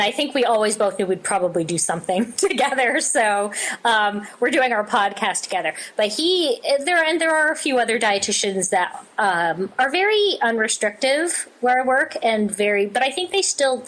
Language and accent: English; Canada; I feel like I'm Canadian